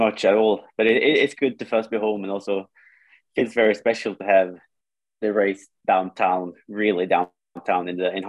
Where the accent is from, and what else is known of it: Bergen, Vestland, Norway; born or raised there